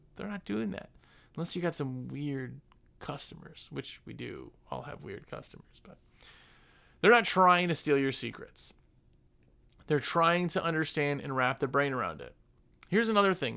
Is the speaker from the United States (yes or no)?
yes; Wisconsin, United States; I'm from Wisconsin. Everybody hunts it in Wisconsin, I guess